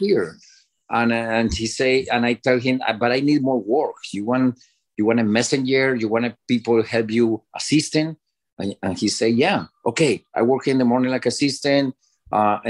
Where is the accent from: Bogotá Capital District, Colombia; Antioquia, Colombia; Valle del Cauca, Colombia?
Valle del Cauca, Colombia; Cali; English is a second language; moved away as an adult; also born or lived in Miami; now in United States; my city, Cali, Colombia. I'm from Colombia